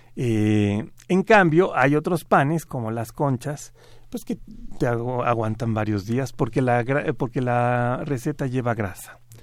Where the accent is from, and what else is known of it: Mexico